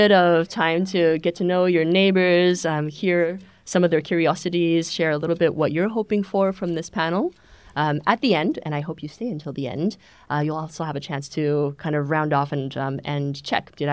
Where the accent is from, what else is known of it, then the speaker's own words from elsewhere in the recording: Canada; also born or lived in China; now in Germany; I am a serial immigrant. I was born in China, grew up in Canada, grew up in English Canada and French Canada, and I came to Germany nearly 10 years ago.